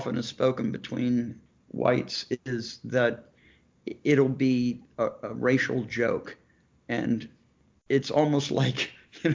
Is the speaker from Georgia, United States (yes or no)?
yes; Savannah, Georgia, United States; I grew up in Savannah, Georgia